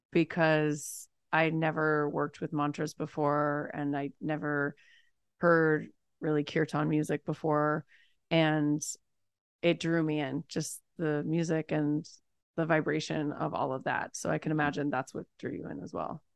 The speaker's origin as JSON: {"language": "English", "town": "Los Angeles", "region": "California", "country": "United States", "also_born_or_lived": "New York", "said": "I'm from Los Angeles, but I moved to New York for a couple of years and then came back"}